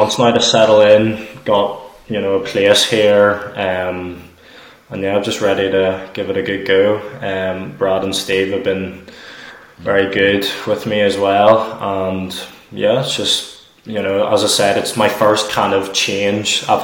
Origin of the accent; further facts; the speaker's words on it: Northern Ireland, United Kingdom; moved away as an adult; now in Stirling, United Kingdom; because I was born in Northern Ireland, I'm from Northern Ireland